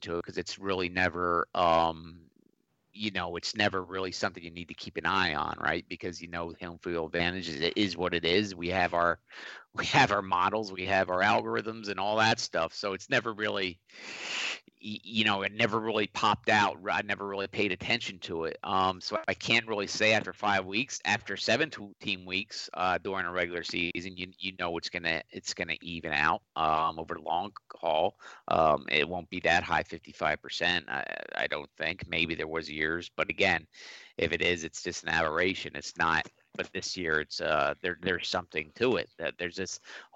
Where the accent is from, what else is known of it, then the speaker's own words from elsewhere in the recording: Philadelphia, Pennsylvania, United States; I'm from Philadelphia